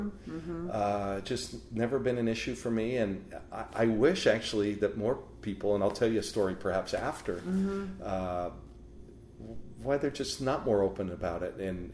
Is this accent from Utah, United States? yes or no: yes; Salt Lake City, Utah, United States; also born or lived in Spokane; now in Oregon, United States; I grew up in Salt Lake City